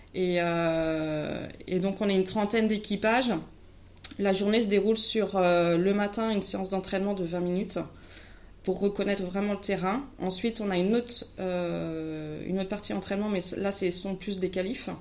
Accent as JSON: {"language": "French", "town": "Carquefou", "region": "Pays de la Loire", "country": "France", "said": "moi, je viens de Carquefou, Loire-Atlantique"}